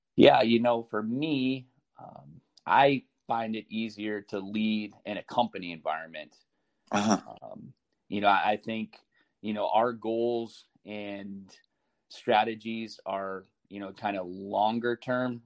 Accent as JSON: {"language": "English", "town": "Chicago", "region": "Illinois", "country": "United States", "tie": "born or raised there", "also_born_or_lived": "Columbus, Ohio", "moved": "yes", "lives_now": "Des Moines, United States", "said": "I grew up in Chicago."}